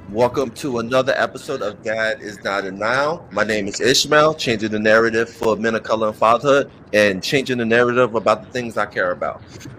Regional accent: Newark, New Jersey, United States; And we have a kinship because we're both from born and raised. I'm from the Brick City.

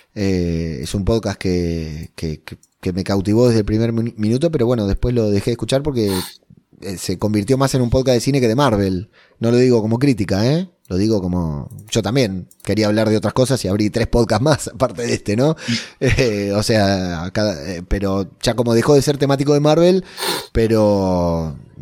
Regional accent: Spain; mi tierra querida

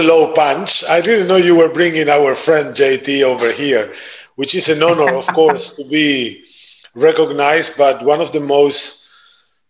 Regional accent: Argentina; moved away as an adult; also born or lived in Italy; now in Netherlands; I was born and raised in Argentina. My backgrounds, my roots are Italian

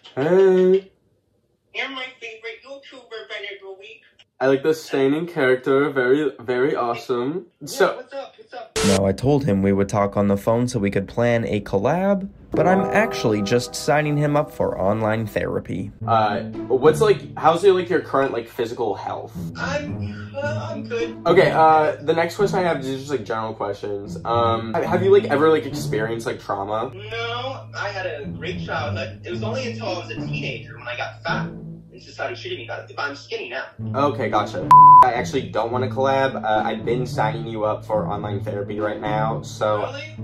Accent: Canada; I am a Canadian

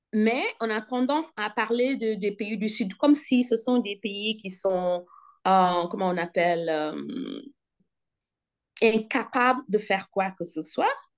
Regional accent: Senegal; now in North Carolina, United States; je suis d'origine sénégalaise. Je suis sénégalaise

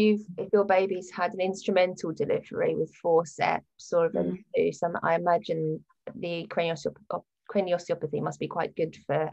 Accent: West Wickham, London, United Kingdom; I grew up in West Wickham.

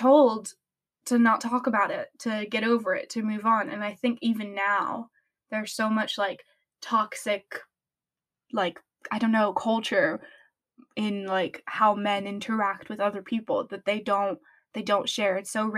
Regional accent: France; English is a second language; France, when I grew up in France, mental health is really not a big thing.

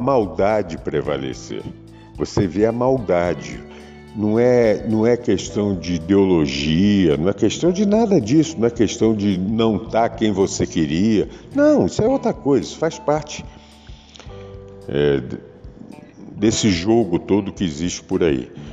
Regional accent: Brazil; como brasileiro sou e gosto daqui e adoro esse país

